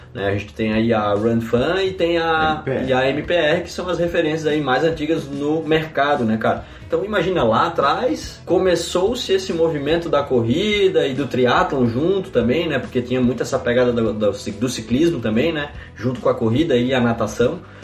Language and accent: Portuguese; Campina Grande, Paraíba, Brazil; moved away as an adult; now in Santa Maria, Brazil; eu sou paraibano, né, cara? Lá de Campina Grande